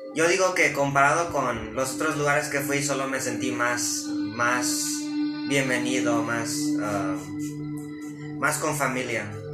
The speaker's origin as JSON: {"language": "Spanish", "town": "Santa Barbara", "region": "California", "country": "United States", "said": "vengo de Santa Bárbara, California y aquí estoy con mi, tío Ricardo"}